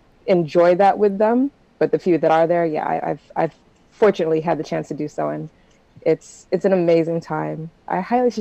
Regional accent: United States; I'm very American. I'm not that Jamaican.

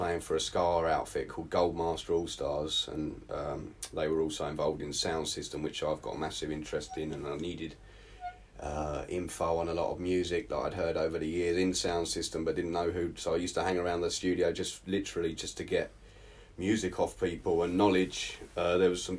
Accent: Southend-on-Sea, East of England, United Kingdom; now in Portugal; South End, Essex

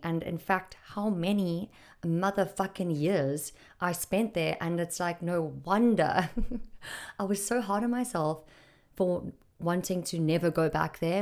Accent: Durban, KwaZulu-Natal, South Africa; moved away; I was raised in Durban.

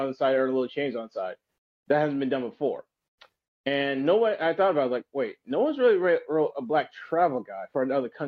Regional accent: South Carolina, United States; I'm in South Carolina

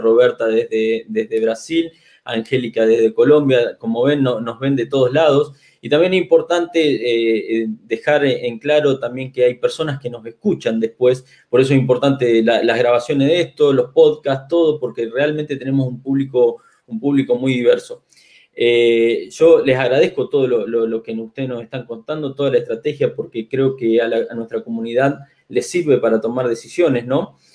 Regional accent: Argentina; somos acá los argentinos

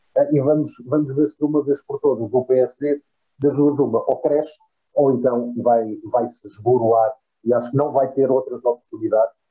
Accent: Portugal; como português

